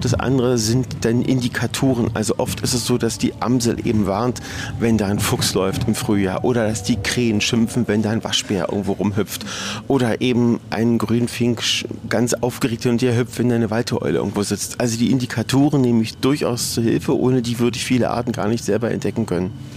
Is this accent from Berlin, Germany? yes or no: yes; Berlin, Germany; Ich bin in Berlin geboren. Ich habe Berlin nie verlassen.